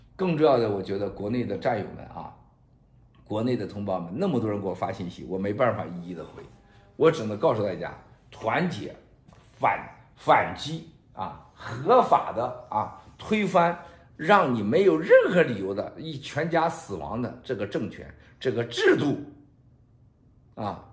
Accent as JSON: {"language": "Chinese", "country": "China", "said": "我们中国人"}